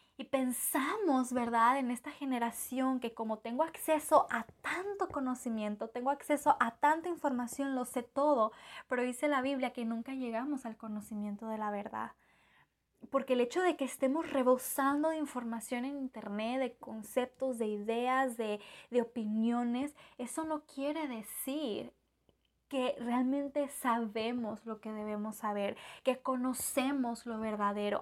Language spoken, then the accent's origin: Spanish; Mexico; yo como mexicana